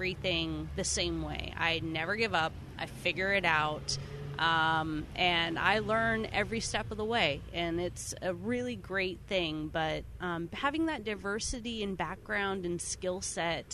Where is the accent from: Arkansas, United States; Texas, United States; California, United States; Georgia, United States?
California, United States; Chico; I grew up in Chico